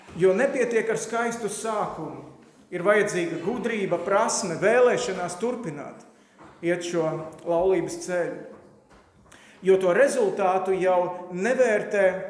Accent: Latvia

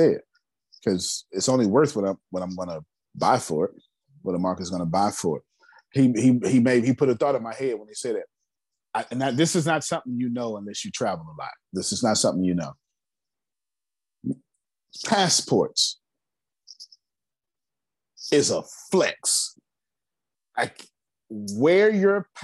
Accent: United States; I'm American

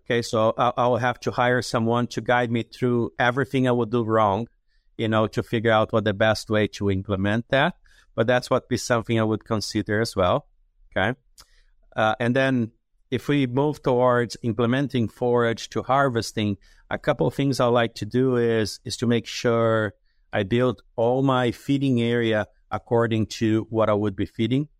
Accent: Jundiaí, São Paulo, Brazil; moved away; my hometown in Jundiaí is about forty or fifty miles from São Paulo City

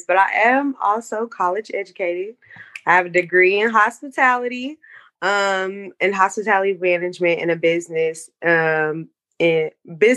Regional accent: Kansas City, United States; I grew up in Kansas City

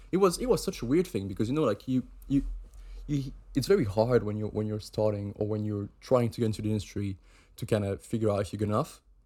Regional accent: Switzerland; moved away as an adult; now in United Kingdom; I'm from Switzerland

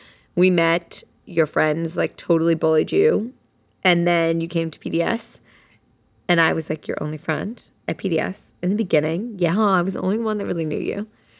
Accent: Princeton, New Jersey, United States; Basically, we are both from Princeton, New Jersey, and we went to elementary school together. Shout out Johnson Park.

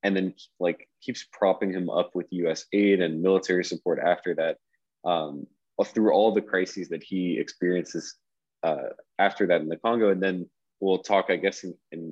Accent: outside Fort Lauderdale, South Florida, United States; I grew up kind of outside Fort Lauderdale in South Florida

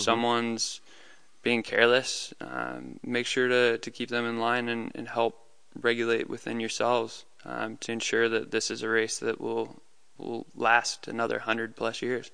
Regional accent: Colorado Springs, Colorado, United States; I grew up in Colorado Springs, Colorado

